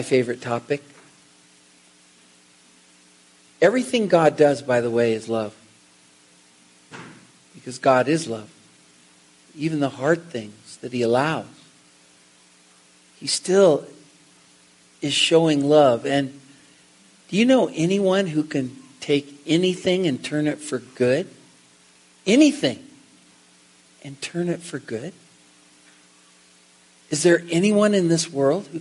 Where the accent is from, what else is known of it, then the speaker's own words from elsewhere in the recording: Seattle, Washington, United States; I'm from Seattle